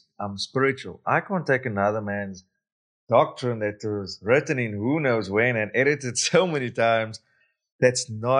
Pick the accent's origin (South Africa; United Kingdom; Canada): South Africa; Like, yes, I come from South Africa. Yes, I'm a male. Yes, I'm brown. Yes, I speak English